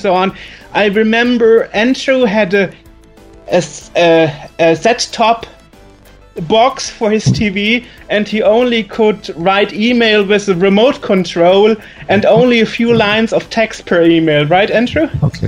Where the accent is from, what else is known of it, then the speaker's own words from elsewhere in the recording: Germany; accent: German; English is a second language; my German accent